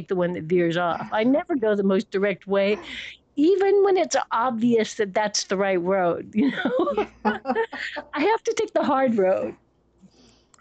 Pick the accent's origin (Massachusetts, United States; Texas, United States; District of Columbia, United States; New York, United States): District of Columbia, United States; Washington; moved away; also born or lived in Connecticut / San Francisco; I was born in George Washington Hospital in Washington, D.C.